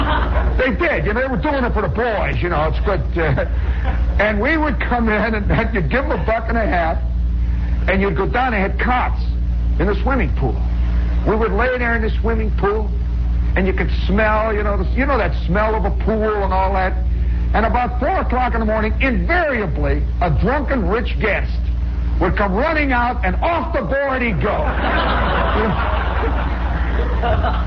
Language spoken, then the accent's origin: English; Hessville, Indiana, United States; moved away; I'm from Hessville, Indiana